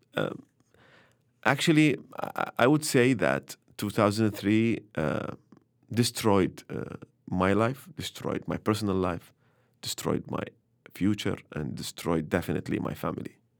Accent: Baghdad, Baghdad Governorate, Iraq; also born or lived in Mosul; I was born in Baghdad. I was, I was raised between Mosul and Bahar and Baghdad.

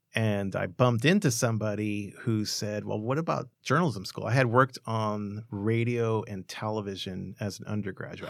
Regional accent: Los Angeles, California, United States; I grew up in Boyle Heights and Montebello. I still live in Montebello

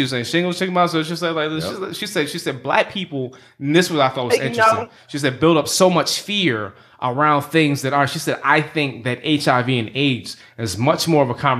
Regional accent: the South, United States; Slim and I are also from the South. Thank you. We're beneath the Mason-Dixon.

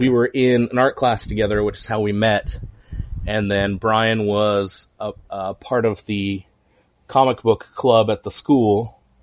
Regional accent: Huntington Beach, California, United States; also born or lived in Anaheim; born in Anaheim, grew up in Huntington Beach.

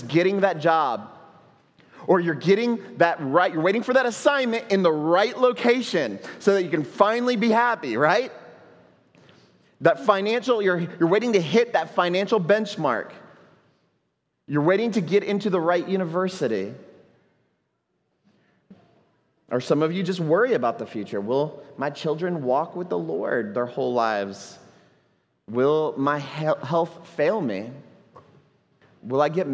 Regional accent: Houston, Texas, United States; now in Puerto Rico; I grew up in Houston

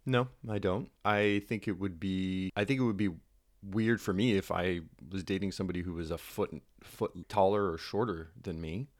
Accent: Brampton, Ontario, Canada; I grew up in Brampton

